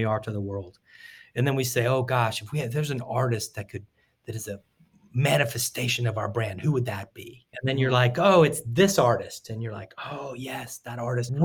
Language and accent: English; Tampa, Florida, United States; I grew up in Tampa